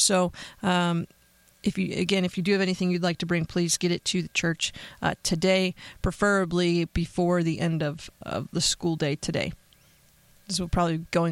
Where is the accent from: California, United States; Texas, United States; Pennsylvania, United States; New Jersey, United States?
Pennsylvania, United States; moved away; my home state of Pennsylvania